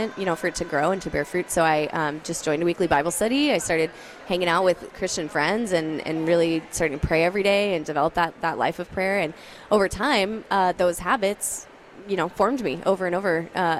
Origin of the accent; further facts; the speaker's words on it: Denver, Colorado, United States; I grew up in the Denver area.